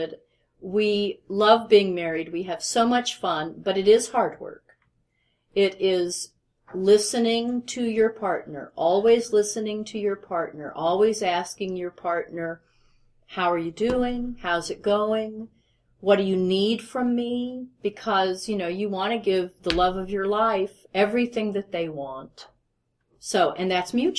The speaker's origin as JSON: {"language": "English", "town": "Nashville", "region": "Tennessee", "country": "United States", "tie": "born or raised there", "moved": "yes", "lives_now": "Seattle, United States", "said": "I grew up in Nashville"}